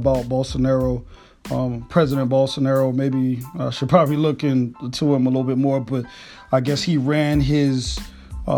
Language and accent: English; Jacksonville, Florida, United States; moved away; I grew up in that shit